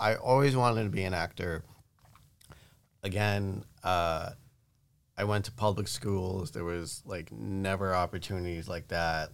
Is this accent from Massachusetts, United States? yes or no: no; New York, United States; growing up in New York